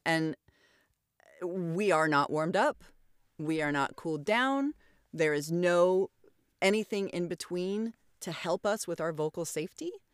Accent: Idaho, United States; moved away as an adult; also born or lived in Oregon / California; my home state, which is Idaho

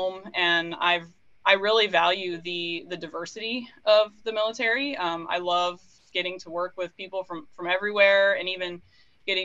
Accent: Fargo, North Dakota, United States; moved away; I grew up in Fargo, North Dakota is my hometown

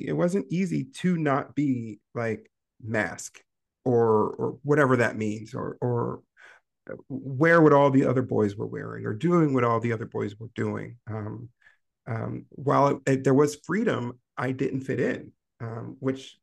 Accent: Maryland, United States; I grew up in Maryland

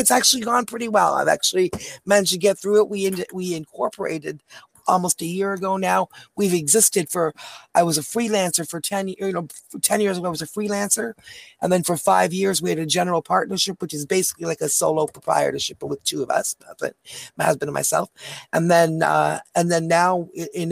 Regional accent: Canada; We're from Canada. So we're over the border

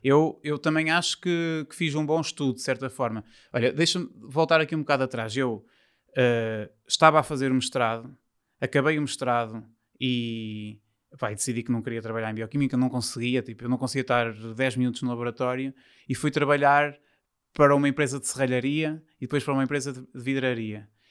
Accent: São João da Madeira, Aveiro District, Portugal; also born or lived in Porto; eu sou de São João da Madeira, que é perto do Porto, mas os meus pais deixaram-me viver para o Porto

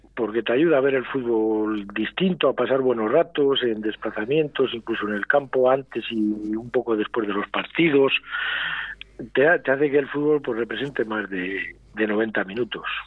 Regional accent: Medina de Rioseco, Castile and León, Spain; yo soy de Río Seco

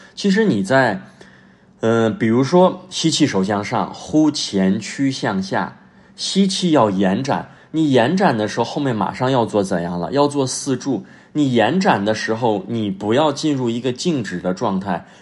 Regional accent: China; now in Tianjin, China; 我们作为中国人

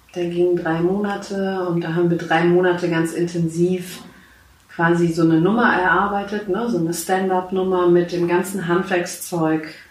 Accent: Schwerin, Mecklenburg-Vorpommern, Germany; Ich bin gebürtige Schwerinerin. Ich komme mhm. aus Schwerin, genau.

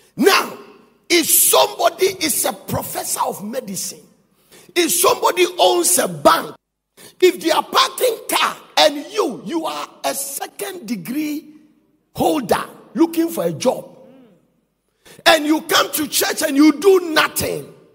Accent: Ghana; we are Ghanaian

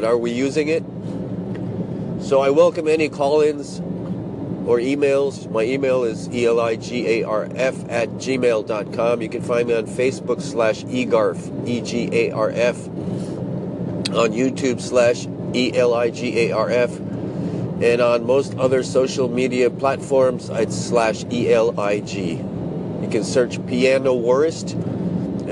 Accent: United States; now in Japan; I'm from the States

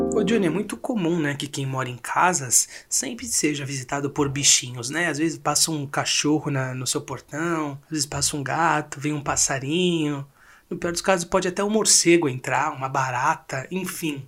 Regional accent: Brazil; nós, como brasileiros

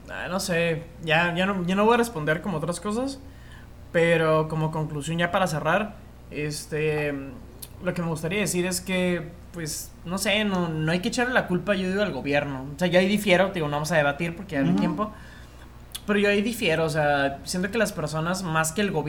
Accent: Mexico; quedarnos con las cosas chidas ser mexicano e intentar eliminar las cosas que no nos hacen buenos como, deje como mexicano, como sociedad.

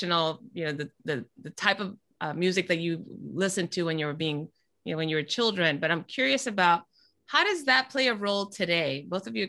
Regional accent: Panama; moved away; I'm from Panama originally, so the music that we grew up listening to was in another language

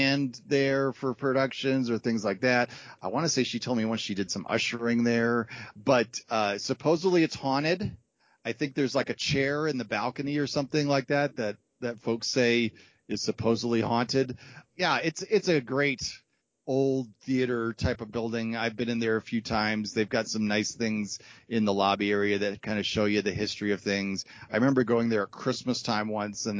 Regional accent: Wheaton, Illinois, United States; I grew up in Wheaton, Illinois

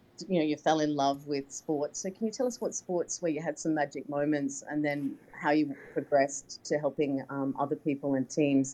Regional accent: Australia; being an Australian

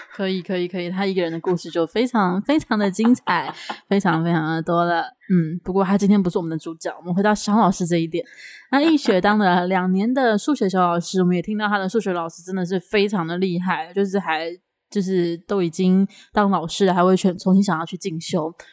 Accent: Taipei, Taiwan; 我以前读小学的时候，就是读了第一间小学在台北

